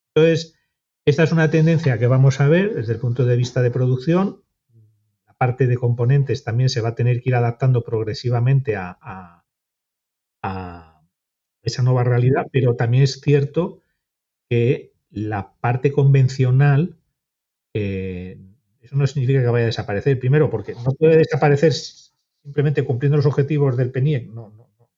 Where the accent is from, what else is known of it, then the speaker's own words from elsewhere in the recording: Santander, Cantabria, Spain; yo que soy de Santander